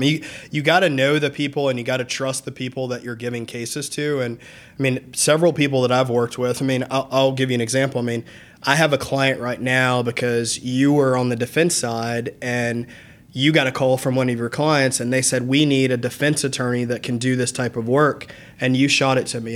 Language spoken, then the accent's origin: English; Lilburn, Georgia, United States; also born or lived in Atlanta, Georgia / Nashville, Tennessee / Athens, Georgia; I grew up in Lilburn, you know, I was born in Atlanta